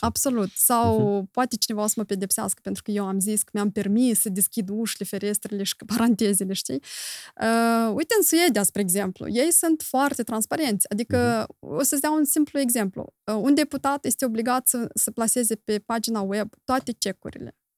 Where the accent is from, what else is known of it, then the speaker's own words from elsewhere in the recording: Moldova; noi doar în Moldova, noi trăim